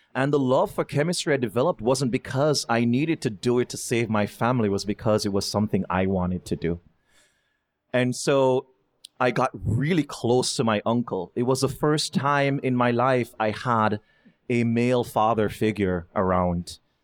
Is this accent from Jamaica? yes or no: yes; Kingston, Jamaica; moved away as an adult; now in United States; growing up in Jamaica